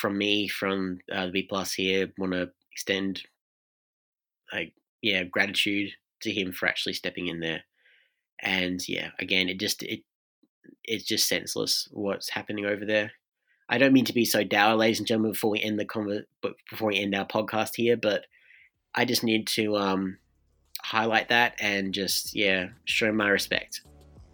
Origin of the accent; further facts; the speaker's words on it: Australia; as an Australian